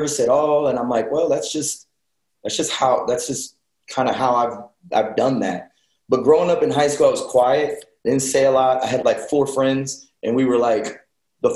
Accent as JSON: {"language": "English", "town": "Elgin", "region": "Texas", "country": "United States", "tie": "born or raised there", "said": "I grew up in Elgin, Texas. All my years of school, I went there."}